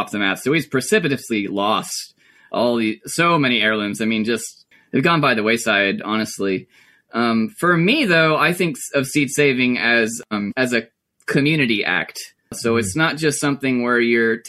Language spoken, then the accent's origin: English; Bakersville, North Carolina, United States; I grew up in Mitchell County, Bakersfield, North Carolina. I was born and raised in Mitchell County